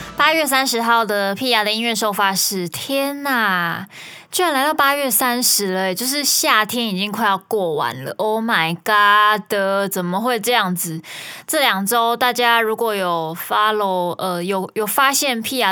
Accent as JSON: {"language": "Chinese", "town": "Kaohsiung", "country": "Taiwan", "said": "虽然我是高雄人，但是我家门前，呃，就是马路"}